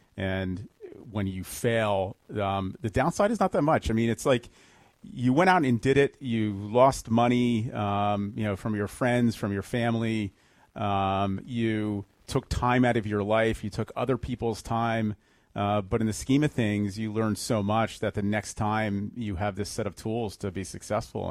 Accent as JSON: {"language": "English", "town": "Fair Haven", "region": "New Jersey", "country": "United States", "tie": "born or raised there", "also_born_or_lived": "Arizona", "moved": "as an adult", "said": "I uh, grew up in a, a, town called Fairhaven, which is in Monmouth County, New Jersey"}